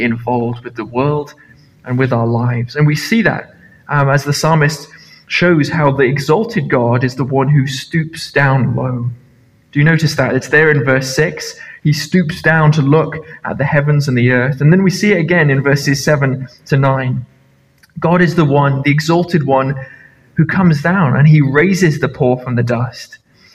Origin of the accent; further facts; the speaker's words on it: Nepal; now in Carloway, United Kingdom; I grew up in Nepal